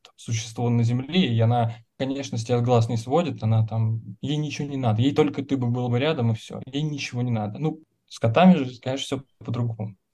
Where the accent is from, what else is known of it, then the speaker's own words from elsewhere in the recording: Nizhny Novgorod, Nizhny Novgorod Oblast, Russia; now in Moscow, Russia; мы из Нижнего Новгорода, это, блин, ну, лучший город, конечно, на земле.